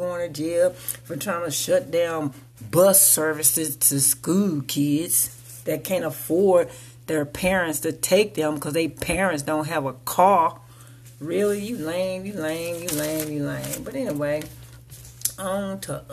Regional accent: United States; I consider America my house and American people my family.

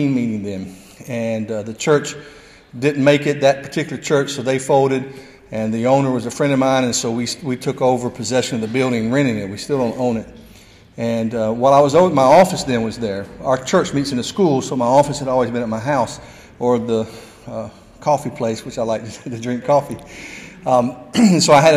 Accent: Nashville, Tennessee, United States; moved away as an adult; also born or lived in Arkansas; now in Franklin, United States; I've born and raised in Nashville, been in Franklin since 1989 as a pastor.

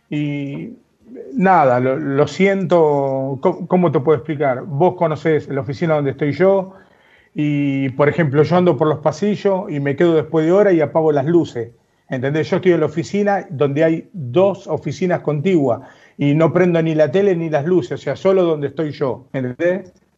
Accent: Buenos Aires, Argentina; yo nací, nacido y criado en La Boca

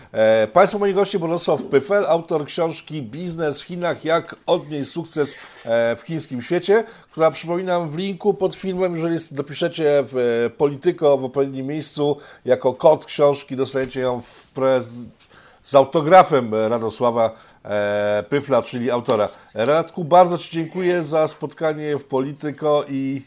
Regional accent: Łódź, Łódź Voivodeship, Poland; ja jestem z Łodzi, z miasta Czterech Kultur

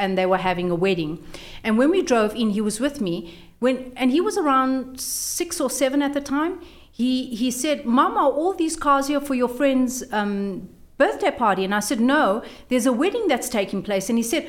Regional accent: Brits, North West, South Africa; In Brits.

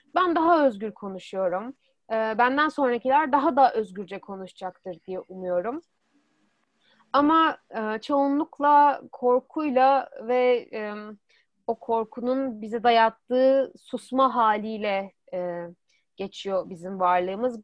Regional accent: Istanbul, Turkey; moved away as an adult; now in Europe; İstanbul'da doğdum. İstanbul'da büyüdüm

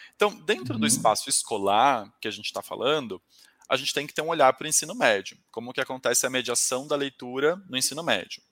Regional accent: Taubaté, São Paulo, Brazil; eu sou do interior de São Paulo, eu sou de Taubaté

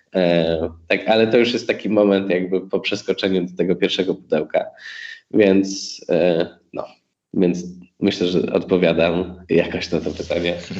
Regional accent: Poland; jesteśmy z Polski

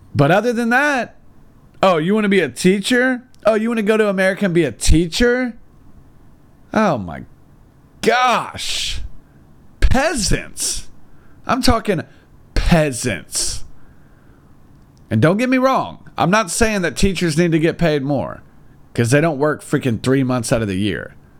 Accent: United States; now in China; I, being an American, am actually able to live in the big city in China

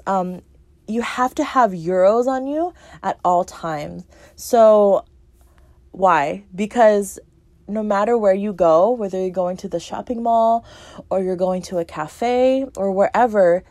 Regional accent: United States; as an American

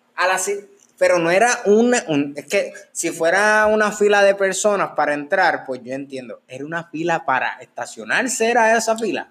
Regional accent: Puerto Rico; yo no soy francés, yo soy puertorriqueño y hablo español

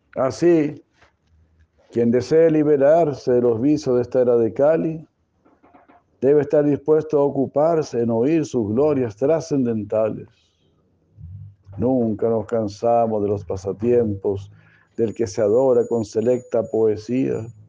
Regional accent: Mexico; nuestro México querido

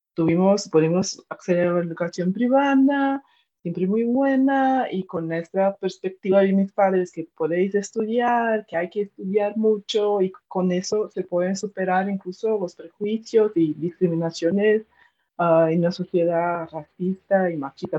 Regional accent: interior of São Paulo state, Brazil; Spanish is a second language; moved away as an adult; now in Madrid, Spain; yo nací en el interior de del estado de São Paulo, en Brasil

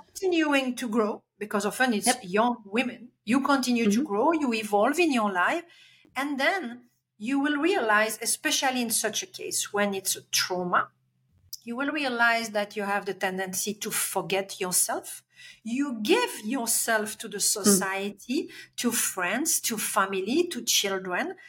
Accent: Belgium; English is a second language; moved away; I'm Belgian, I'm coming from Europe.

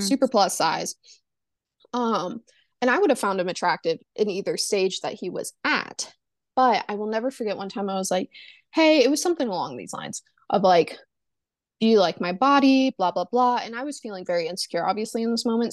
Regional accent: the South, Southern United States, United States; I am born and raised in the Su-, South, um, never really left the South.

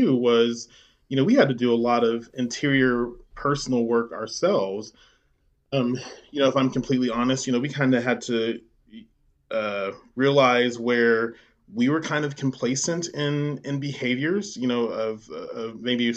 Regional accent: Midwest City, Oklahoma, United States; I grew up there in Midwest City

